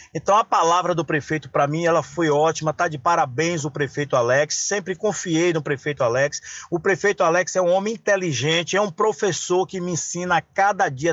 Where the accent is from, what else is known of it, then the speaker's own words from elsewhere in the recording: São Félix, Bahia, Brazil; o povo da minha terra